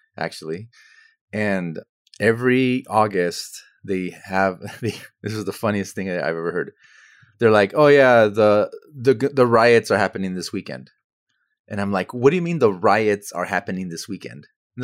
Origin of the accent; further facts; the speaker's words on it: United States; But what's interesting, though, is like if I go to Europe, I'm definitely an American. Absolutely 100% American.